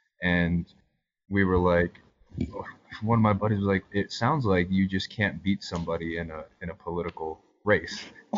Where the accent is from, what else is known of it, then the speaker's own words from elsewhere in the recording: New York, United States; I grew up in New York